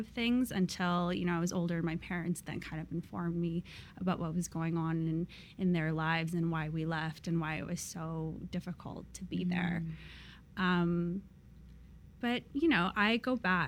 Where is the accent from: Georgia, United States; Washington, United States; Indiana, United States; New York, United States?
Washington, United States; Seattle; also born or lived in Vladivostok, Russia; I was born in Vladivostok, which is super far east. It's like on the Sea of Japan, and it borders like China. So I was born there, and when I was like 5 or so, we actually left and immigrated to the United States. So I actually grew up in Seattle